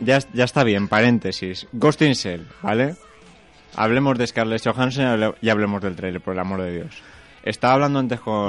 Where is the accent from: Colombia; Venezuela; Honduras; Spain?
Spain; Segorbe, Valencian Community; Yo soy de Segorbe